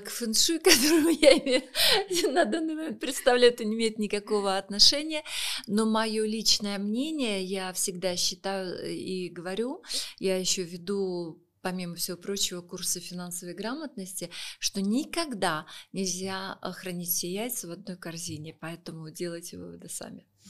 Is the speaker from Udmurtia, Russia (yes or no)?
no; Saint Petersburg, Russia; now in Moscow, Russia; я сама из Санкт-Петербурга, Сейчас мы с супругом живем в Москве